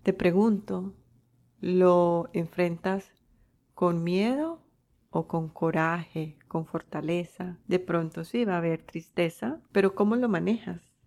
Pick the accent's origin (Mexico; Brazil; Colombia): Colombia; moved away; yo nací en Colombia